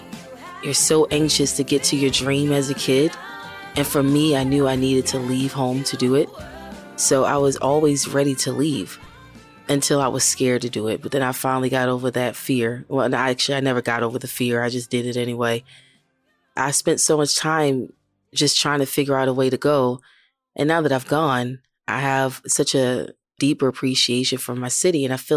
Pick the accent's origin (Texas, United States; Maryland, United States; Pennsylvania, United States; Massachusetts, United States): Maryland, United States; Baltimore; moved away as an adult; now in Nashville, United States; I lived in Baltimore. I'm from Baltimore City, and a lot of things I did were in the city.